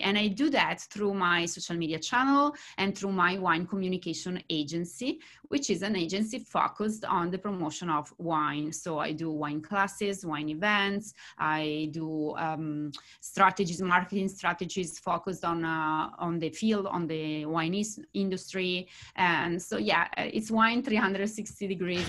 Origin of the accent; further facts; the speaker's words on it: Bergamo, Lombardy, Italy; English is a second language; moved away as an adult; now in California, United States; in Bergamo, my hometown